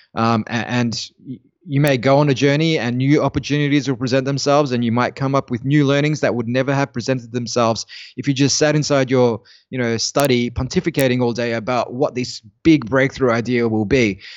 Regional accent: Australia; as an Australian

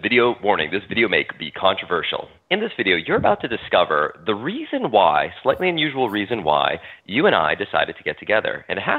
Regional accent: United States; born there; first language French; English is a second language; I'm an American citizen. I was born in America. My heritage is it goes back to France and through French Canada. And my grandparents are they're all passed away, but they're all French Canadian. They all spoke French. French was my first language growing up.

